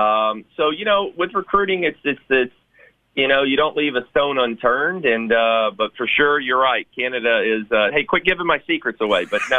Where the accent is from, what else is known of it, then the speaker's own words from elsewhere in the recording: Memphis, Tennessee, United States; I'm very blessed to be able to doing this in my hometown.